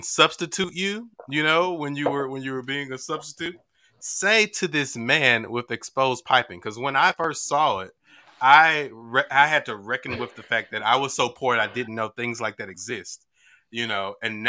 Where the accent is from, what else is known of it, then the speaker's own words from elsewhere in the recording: the South, United States; I'm from the South, and so I was like, maybe it's a basement thing or something, you know? And shit, we don't have basements in the South.